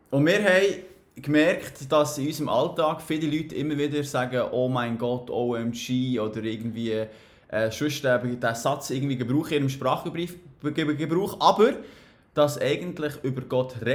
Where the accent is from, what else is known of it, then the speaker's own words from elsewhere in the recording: Bern, Switzerland; also born or lived in Biel; ich komme von Bern.